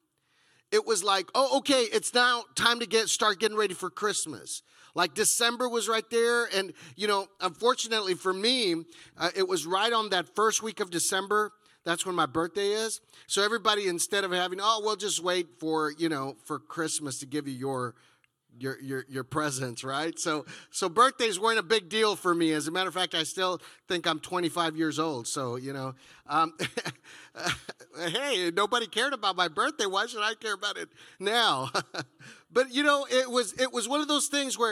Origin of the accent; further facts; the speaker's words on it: Texas, United States; moved away as an adult; I come from Texas